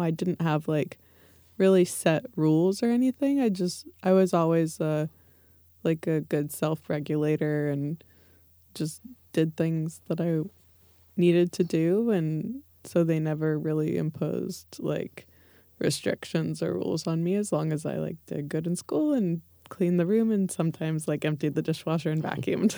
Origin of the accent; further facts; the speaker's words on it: Livermore, California, United States; I grew up in the, we called it, like, the East East Bay, so, um, the suburbs, uh, in Livermore